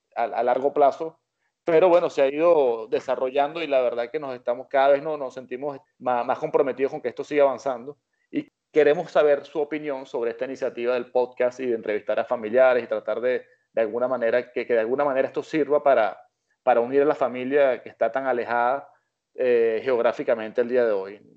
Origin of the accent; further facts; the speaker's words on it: Venezuela; cuando éramos niños que estábamos en Venezuela